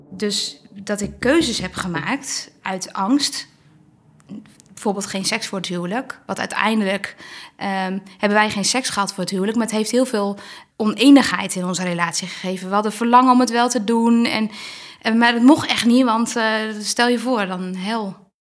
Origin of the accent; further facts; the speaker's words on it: Kootwijkerbroek, Gelderland, Netherlands; now in Barneveld, Netherlands; ik ben geboren in Kootwijkerbroek. Ik kom uit een groot gezin